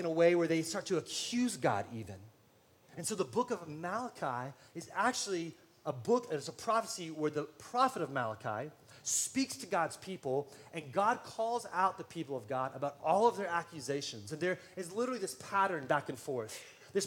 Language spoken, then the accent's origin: English; San Antonio, Texas, United States; now in Austin, United States; I'm from San Antonio